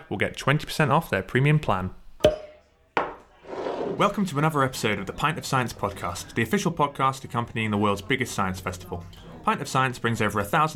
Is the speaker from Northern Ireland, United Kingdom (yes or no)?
no; Glasgow, Scotland, United Kingdom; I'm from Glasgow